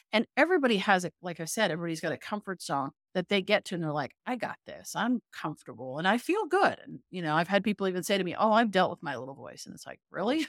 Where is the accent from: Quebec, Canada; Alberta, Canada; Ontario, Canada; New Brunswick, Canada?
Ontario, Canada; Toronto; moved away; I'm from Toronto